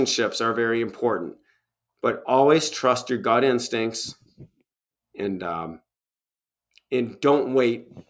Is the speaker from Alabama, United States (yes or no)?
no; Michigan, United States; now in Tennessee, United States; my home state of former home state of Michigan, and in here in Tennessee